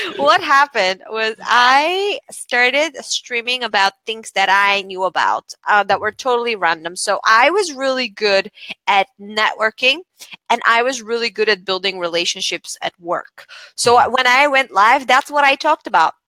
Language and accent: English; Bulgaria; moved away as an adult; also born or lived in United Kingdom; I come from Bulgaria, moved to the UK to study law